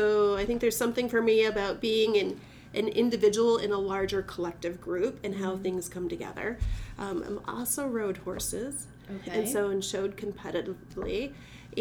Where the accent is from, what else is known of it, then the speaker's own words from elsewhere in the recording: Bay City, Michigan, United States; I grew up in Bay City